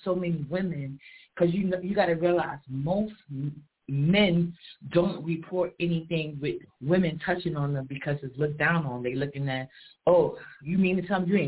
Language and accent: English; New York City, New York, United States; I'm from Harlem